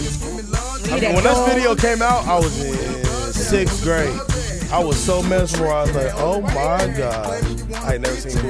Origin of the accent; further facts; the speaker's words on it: Kansas City, Missouri, United States; growing up in Kansas City